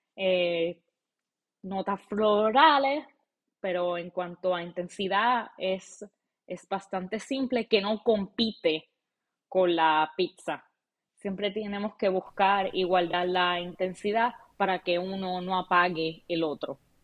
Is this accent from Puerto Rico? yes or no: yes; Puerto Rico; now in Arlington, United States; yo soy una chica de Puerto Rico